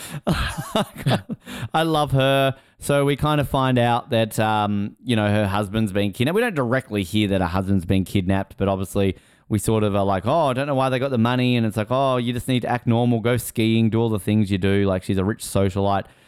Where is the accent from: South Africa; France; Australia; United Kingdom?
Australia; as an Australian uh, eight year old